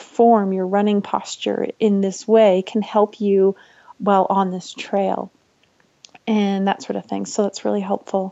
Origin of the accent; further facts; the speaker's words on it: British Columbia, Canada; moved away as an adult; also born or lived in Canmore, Alberta; now in Colorado, United States; I grew up in British Columbia, but I was living and working in Canmore, Alberta.